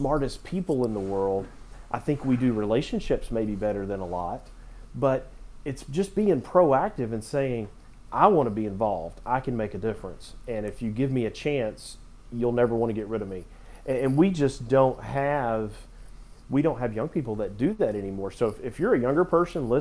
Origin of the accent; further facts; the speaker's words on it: Knoxville, Tennessee, United States; I'm from Knoxville